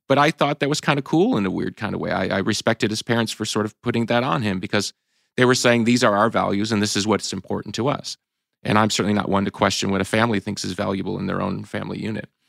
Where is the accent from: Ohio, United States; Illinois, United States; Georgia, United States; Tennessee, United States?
Illinois, United States; Chicago; we're from Chicago.